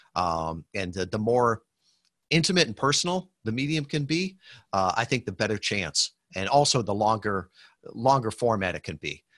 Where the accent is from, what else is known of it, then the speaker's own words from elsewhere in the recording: Western Michigan, United States; I'm from Western Michigan here, um, great, great people